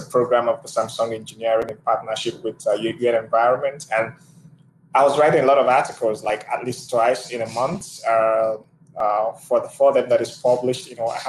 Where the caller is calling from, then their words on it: Abuja, Federal Capital Territory, Nigeria; I am joining from Abuja, Nigeria